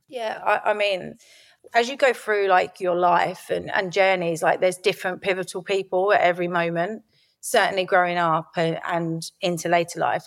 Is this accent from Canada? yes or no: no; Lordswood, South East England, United Kingdom; also born or lived in Rochester, Kent; I grew up in Lordwood, which was just outside of the Medway towns in Kent